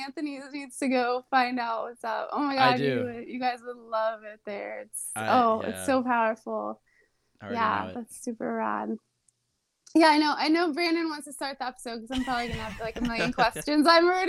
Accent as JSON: {"language": "English", "town": "Paris", "region": "Île-de-France", "country": "France", "tie": "born or raised there", "said": "No, I grew up in Paris. Well, I mean, I grew up in Paris. I lived in first we lived in like the 13th, and then we lived in the 15th and 16th."}